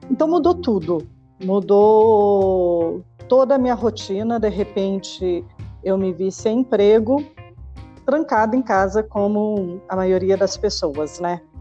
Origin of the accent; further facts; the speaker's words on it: Brasília, Federal District, Brazil; born there; now in São Paulo, Brazil; apaixonada por São Paulo, apesar de ter nascido em Brasília. Mas já estou aqui há muito mais tempo do que na minha cidade natal, né?